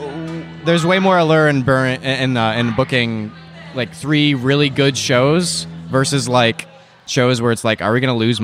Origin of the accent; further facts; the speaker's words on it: Toledo, Ohio, United States; Toledo, Ohio.